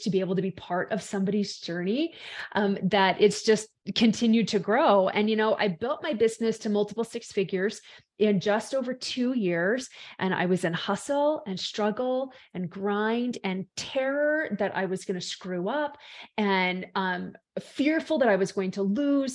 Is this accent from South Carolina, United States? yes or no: no; Salt Lake City, Utah, United States; I am from the base of the Rocky Mountains in Salt Lake City, Utah, in the States